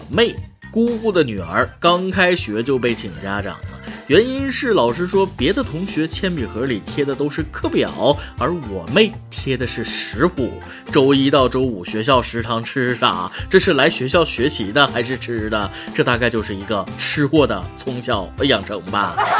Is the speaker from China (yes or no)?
yes; China; 还是我们中国人素质高